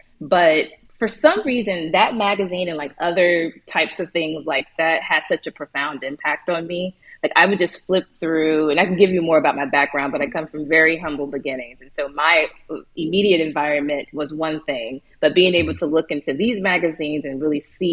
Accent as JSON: {"language": "English", "town": "Chicago", "region": "Illinois", "country": "United States", "tie": "born or raised there", "also_born_or_lived": "Portugal", "moved": "yes", "said": "I grew up in the South Side of Chicago."}